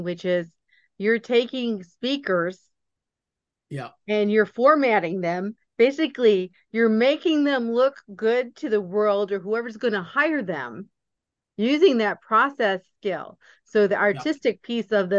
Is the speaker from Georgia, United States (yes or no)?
no; Port Huron, Michigan, United States; I grew up in Port Huron, Michigan